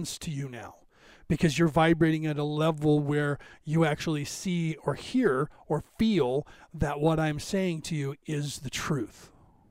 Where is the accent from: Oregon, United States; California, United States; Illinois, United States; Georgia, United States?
California, United States; because I'm from California